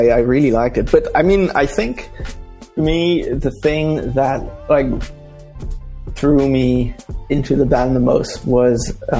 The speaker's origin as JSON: {"language": "English", "region": "Dubai", "country": "United Arab Emirates", "tie": "born or raised there", "said": "I grew up in Dubai. So it's one of those like third culture kid things where you kind of, where are you from? And it's like, oh, I don't know. I'm from India. I'm from Dubai, but I'm not from Dubai."}